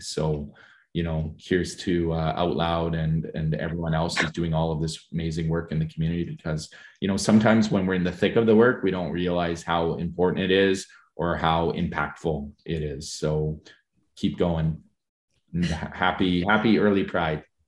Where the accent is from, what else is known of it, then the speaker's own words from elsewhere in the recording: St. Albert, Alberta, Canada; growing up in Saint Albert in Paul Kane High School in the nineteen eighties